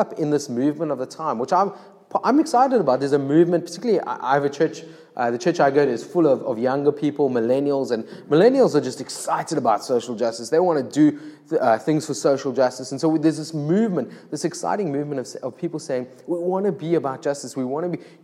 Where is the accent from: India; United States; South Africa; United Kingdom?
South Africa; Cape Town, Western Cape; I'm from Cape Town. I live in Salt River.